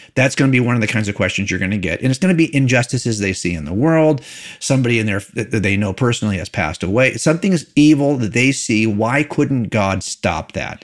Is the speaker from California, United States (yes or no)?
yes; California, United States; I was raised in here in California